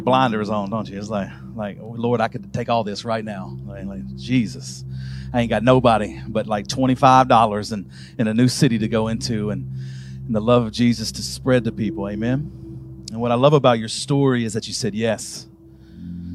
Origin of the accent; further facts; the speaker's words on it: Birmingham, Alabama, United States; I'm from Birmingham, Alabama